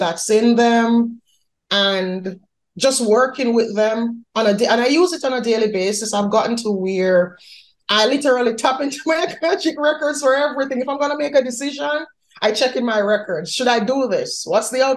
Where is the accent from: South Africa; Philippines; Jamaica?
Jamaica; moved away as an adult; now in United States; I'm Jamaican by birth. I was born in Jamaica. I moved to the U.S. 2016